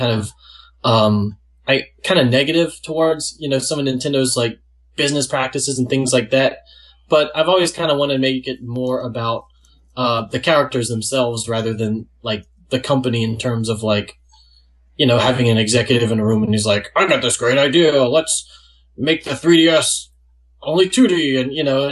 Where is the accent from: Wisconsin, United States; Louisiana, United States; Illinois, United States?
Louisiana, United States; Gonzales; I've been living here in Louisiana, a small town called Gonzales, kind of close to Baton Rouge, my whole life